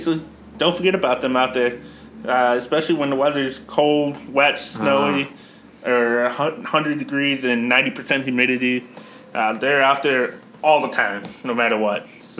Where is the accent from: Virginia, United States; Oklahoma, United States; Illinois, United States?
Illinois, United States; Joliet; now in Crest Hill, United States; I grew up in Joliet, born and raised in Joliet, and I currently live in Crest Hill, which is right next to Joliet.